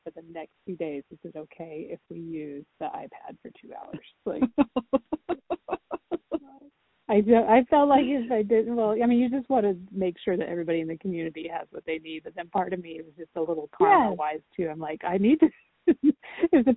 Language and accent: English; Idaho, United States; moved away; I grew up in Idaho